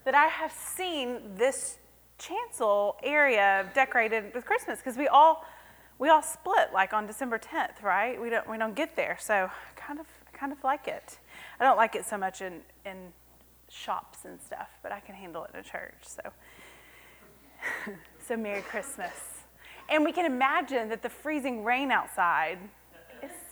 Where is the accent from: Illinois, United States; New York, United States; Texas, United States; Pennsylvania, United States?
Texas, United States; Cleburne; horticulture major from Cleburne, Texas